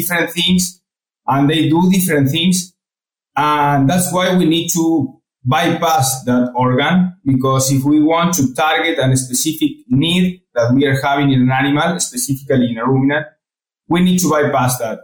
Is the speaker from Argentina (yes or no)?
yes; Córdoba, Argentina; English is a second language; moved away as an adult; also born or lived in Florida, United States / Alabama, United States / Nebraska, United States; I got my position back in Cordoba, in my city. So I came back to my hometown.